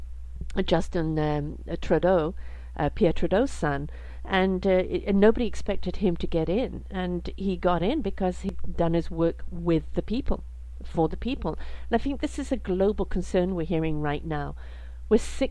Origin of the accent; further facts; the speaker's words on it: England, United Kingdom; I was brought up in England as well